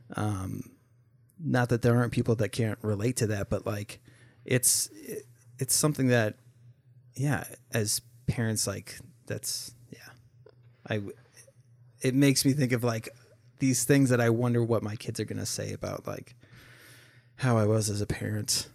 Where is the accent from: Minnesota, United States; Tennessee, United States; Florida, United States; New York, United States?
Minnesota, United States; also born or lived in Oregon; growing up, uh, we moved from Oregon to Minnesota